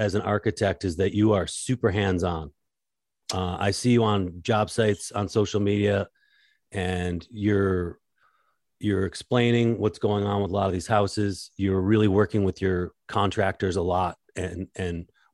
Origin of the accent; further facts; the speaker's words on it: East Coast, United States; now in Alaska, United States; I grew up on the East Coast